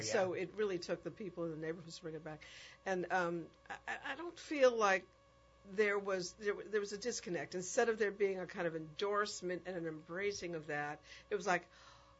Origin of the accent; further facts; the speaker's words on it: New York, United States; now in New Orleans, United States; When I go back to New York, my hometown